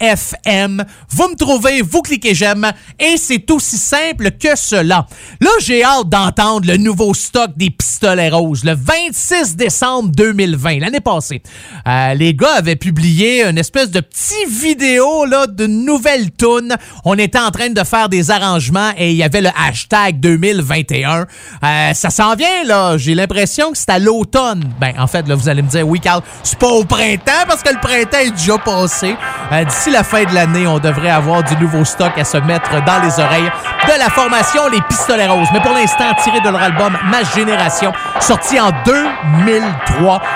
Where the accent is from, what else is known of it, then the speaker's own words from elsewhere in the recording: Abitibi, Quebec, Canada; also born or lived in Rouyn-Noranda; Moi, je viens de l'Abitibi.